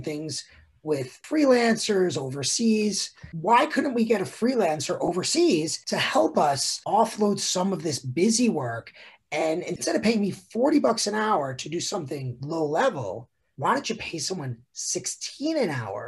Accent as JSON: {"language": "English", "region": "New York", "country": "United States", "tie": "born or raised there", "said": "growing up in New York"}